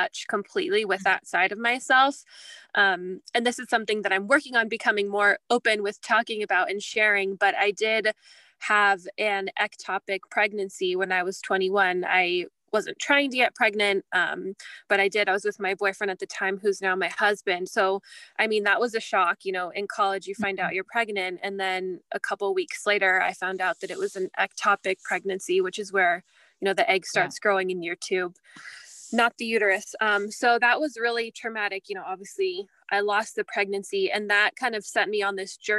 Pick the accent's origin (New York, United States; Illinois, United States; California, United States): California, United States; moved away as an adult; now in Canada; I'm actually American. And we met in California, which is where I'm from